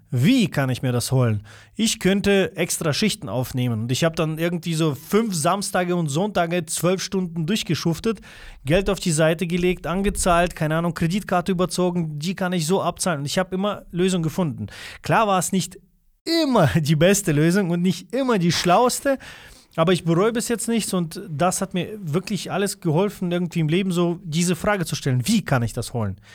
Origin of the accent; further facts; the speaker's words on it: Russia; first language Russian; German is a second language; now in Germany; ich komme ja ursprünglich nicht aus Deutschland, bin ich hier auf die Welt gekommen. Das ist noch schlimmer zum Beispiel bei uns dort gewesen in Russland